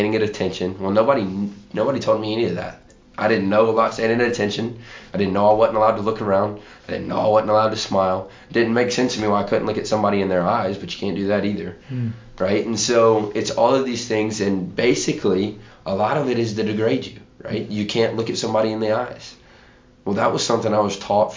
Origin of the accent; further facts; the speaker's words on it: Chapin, South Carolina, United States; I'm from Chapin, South Carolina